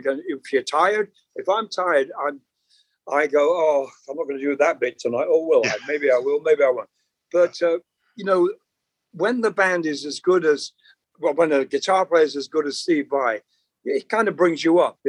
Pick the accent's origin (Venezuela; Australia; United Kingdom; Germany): United Kingdom; accent: British; moved away as an adult; also born or lived in Long Island, New York; now in Los Angeles, United States